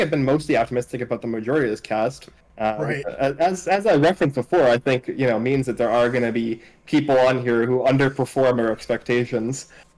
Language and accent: English; Cambridge, Massachusetts, United States